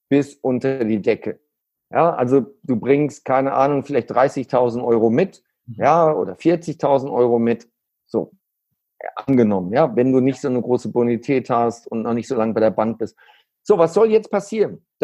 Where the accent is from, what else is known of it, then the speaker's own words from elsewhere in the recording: Neuss, North Rhine-Westphalia, Germany; born there; ich bin in Neuss geboren und ähm, ja, äh, kennst du, ja. Düsseldorf ist ein Vorort. Und äh, dadurch habe hab ich natürlich eine andere Beziehung auch zum Rheinland.